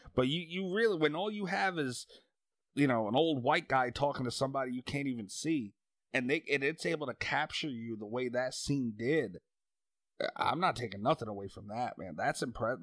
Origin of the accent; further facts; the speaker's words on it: New York, United States; also born or lived in Long Island; live on Long Island. I'm from New York